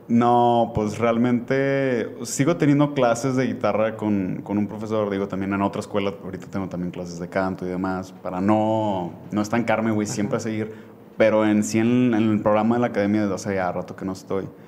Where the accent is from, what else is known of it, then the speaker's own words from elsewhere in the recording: Monterrey, Nuevo León, Mexico; nací aquí en, en Monterrey